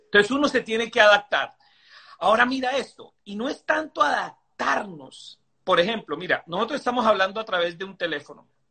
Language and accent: Spanish; Venezuela; moved away; nosotros venimos de Venezuela